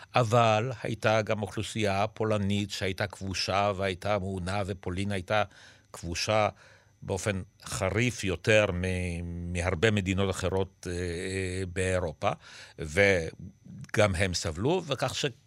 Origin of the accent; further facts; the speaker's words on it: Israel; also born or lived in Poland; אנחנו עלינו לארץ מפולין, ואני עליתי כילד